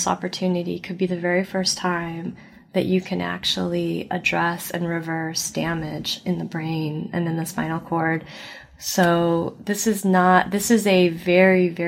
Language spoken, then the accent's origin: English; Midwest, United States; now in Connecticut, United States; I grew up in the Midwest